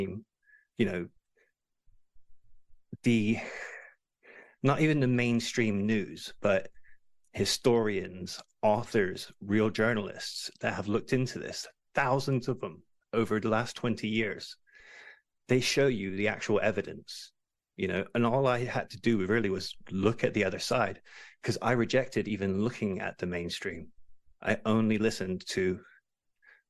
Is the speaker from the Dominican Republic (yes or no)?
no; England, United Kingdom; I'm English.